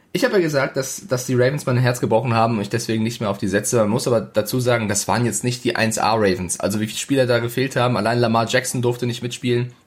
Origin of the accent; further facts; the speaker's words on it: Frankfurt, Hesse, Germany; now in Munich, Germany; Also ich bin Frankfurter, deswegen München, äh, das nehme ich mir nicht an. Ich komme aus Frankfurt und bin stolz drauf